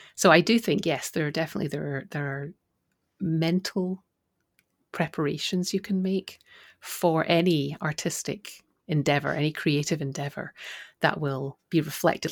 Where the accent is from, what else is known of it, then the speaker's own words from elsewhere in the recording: Scotland, United Kingdom; I'm from Scotland